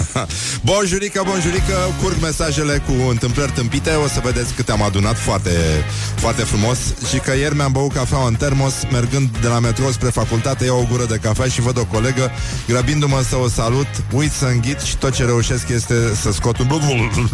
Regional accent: Brăila, Brăila County, Romania; fratele vostru grec din Brăila

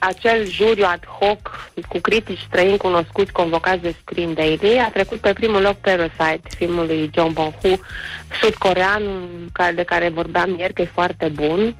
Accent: Brăila, Brăila County, Romania; sunt din Brăila ca să dau spumant de dimineață, îmi pare rău.

